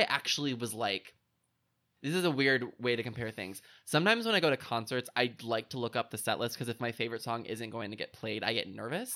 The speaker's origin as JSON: {"language": "English", "region": "Indiana", "country": "United States", "tie": "born or raised there", "said": "my home state of Indiana"}